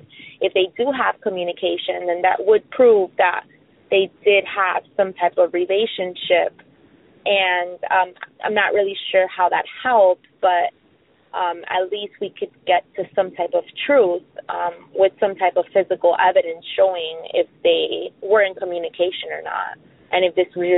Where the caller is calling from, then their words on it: South Florida, United States; I'm calling from South Florida.